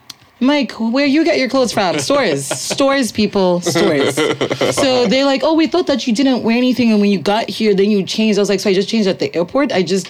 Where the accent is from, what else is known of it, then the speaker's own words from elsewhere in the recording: Zimbabwe; also born or lived in upstate New York; now in United States; I'm from Zimbabwe